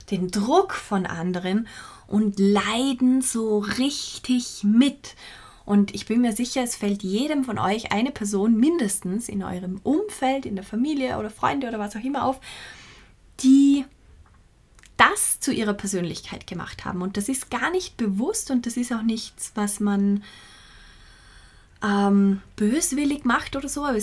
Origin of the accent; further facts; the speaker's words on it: Vorarlberg, Austria; In Vorarlberg, wo ich herkomme, verwenden wir dieses Wort total viel und es ist wirklich ein positives Wort